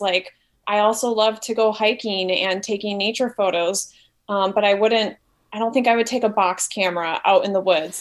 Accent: Wisconsin, United States; moved away as an adult; now in Milwaukee, United States; to move back to my home state

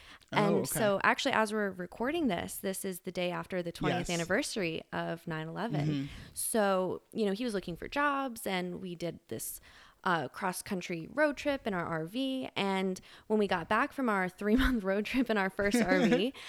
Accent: Fairfax, Virginia, United States; So I grew up in Fairfax, Virginia from like early elementary school, all the way through high school. It's the same house my parents have been in for, how many years now?

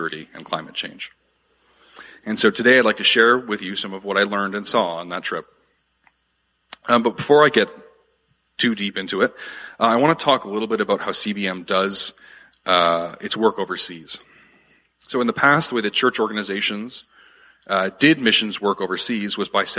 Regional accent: Ottawa, Ontario, Canada; moved away as an adult; also born or lived in Wolfville, Nova Scotia; I'm originally from here, from Ottawa. I grew up in this city.

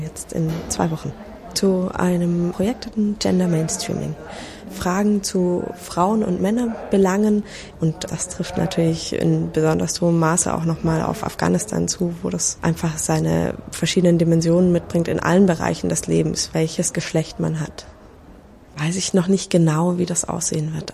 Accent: Reutlingen, Baden-Württemberg, Germany; Ich komme aus Reutlingen, also auch kleiner Ort in Schwaben

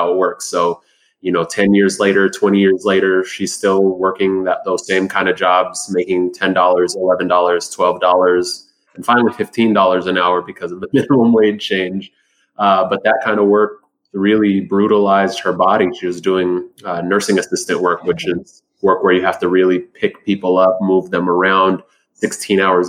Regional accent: Seattle, Washington, United States; also born or lived in Sudan / New York; I grew up in South Seattle since I was 3 years old

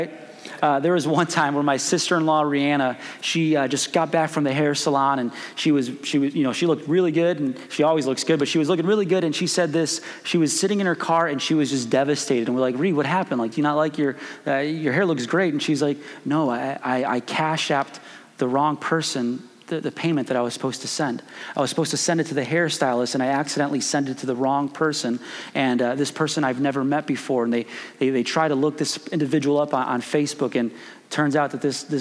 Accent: Chicago, Illinois, United States; moved away as an adult; also born or lived in Springfield, Missouri; now in Kansas, United States; I'm originally from Chicago.

